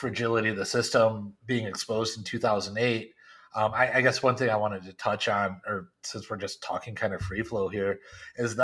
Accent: Detroit, Michigan, United States; I grew up in Detroit when manufacturing left

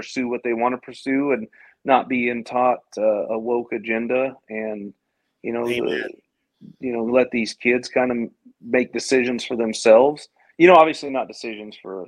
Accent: California, United States; moved away as an adult; now in Texas, United States; California, my home state. Used to be my home state.

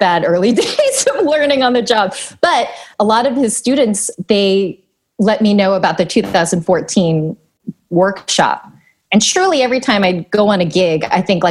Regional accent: New York, United States; English is a second language; also born or lived in Long Island; I grew up in New York, in Queens, and then in Long Island

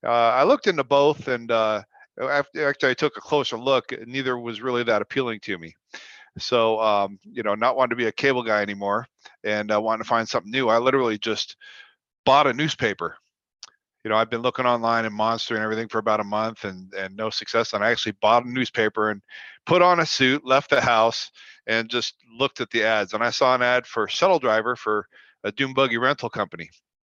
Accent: Toronto, Ontario, Canada; also born or lived in Florida / California / Colorado / Washington; now in Las Vegas, United States; I've lived in previously Florida, California, Colorado, Washington, Montana, and I'm originally from Toronto, Canada.

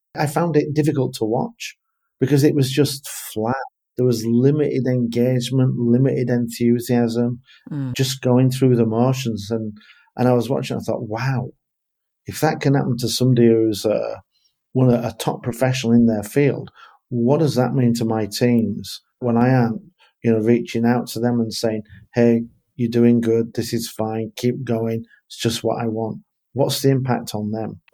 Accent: England, United Kingdom; for me being English

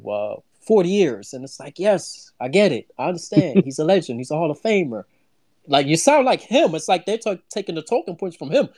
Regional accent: New York City, New York, United States; now in Florida, United States; I'm from the Bronx

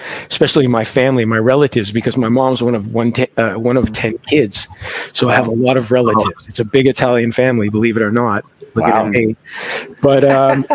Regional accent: Canada; also born or lived in Toronto; now in Montreal, Canada; I am a Canadian, so, it made sense to come here.

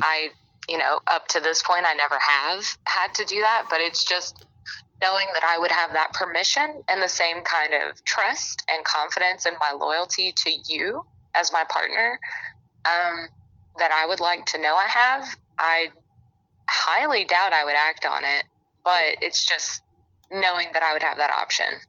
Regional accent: Alabama, United States; I'm from Alabama, and I'm 25.

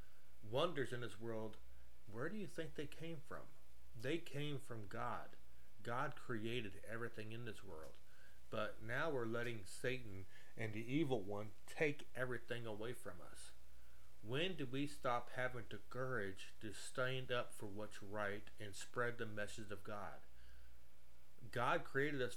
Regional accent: United States; we as American people

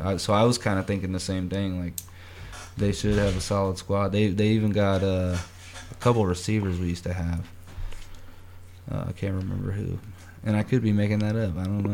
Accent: Kansas City, Missouri, United States; I'm from Kansas City

